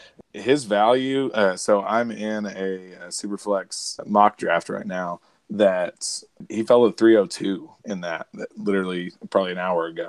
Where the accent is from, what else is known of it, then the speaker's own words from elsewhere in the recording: Arkansas, United States; accent: country; But I'm from Arkansas, by the way, for anybody that didn't know that.